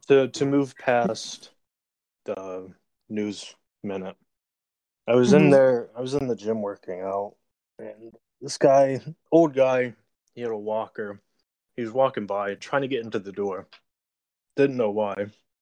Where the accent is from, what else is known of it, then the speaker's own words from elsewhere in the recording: United States; we're all from America